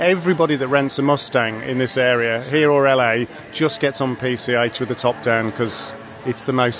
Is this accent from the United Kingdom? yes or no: yes; England, United Kingdom; And being an Englishman